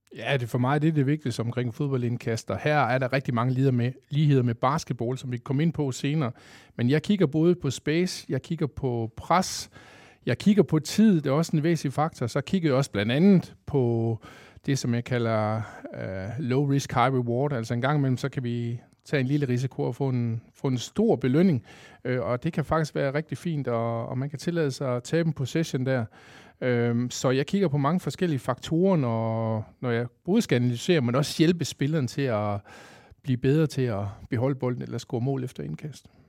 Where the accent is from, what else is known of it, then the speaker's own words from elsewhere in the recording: Kolding, Southern Denmark, Denmark; Jeg er 47 år fra Kolding